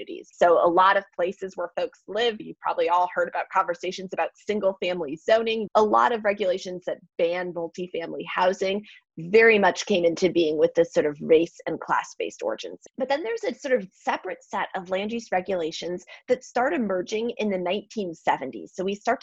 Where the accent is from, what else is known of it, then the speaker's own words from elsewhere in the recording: Milwaukee, Wisconsin, United States; I'm from Milwaukee, Wisconsin